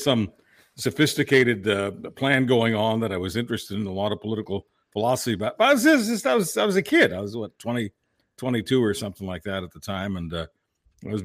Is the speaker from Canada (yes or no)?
yes; Mount Royal, Quebec, Canada; also born or lived in Toronto / Hamilton; because Pierre Trudeau was my MP, the riding that I grew up in Mount Royal. And so I moved to Toronto, Hamilton, a bunch of places in Southern Ontario.